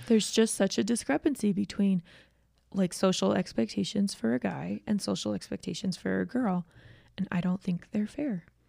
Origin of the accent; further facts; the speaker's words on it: Georgia, United States; I'm from Georgia